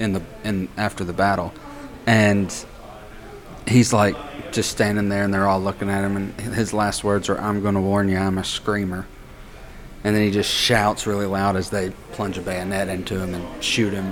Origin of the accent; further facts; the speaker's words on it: Morristown, Tennessee, United States; about 10 or 11 houses up on Morningside Drive, where I grew up at in Morristown